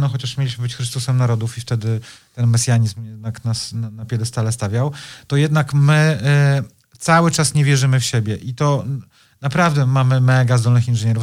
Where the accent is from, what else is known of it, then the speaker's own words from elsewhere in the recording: Poland; jestem z Polski